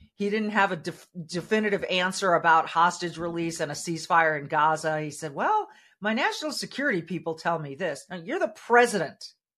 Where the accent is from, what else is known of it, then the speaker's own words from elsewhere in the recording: California, United States; now in Minnesota, United States; the state of California, my home state, my, where I was born and raised